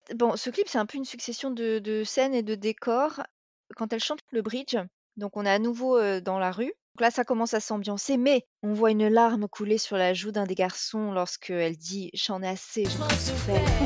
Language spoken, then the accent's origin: French; France; en tant que Française